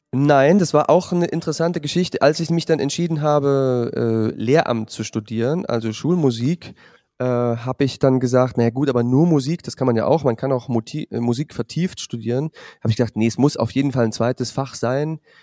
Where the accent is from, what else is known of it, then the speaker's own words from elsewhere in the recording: Zwickau, Saxony, Germany; moved away; also born or lived in Jena / Weimar / Fulda; Das ist in Sachsen am Fuß des Erzgebirges. Dort bin ich aufgewachsen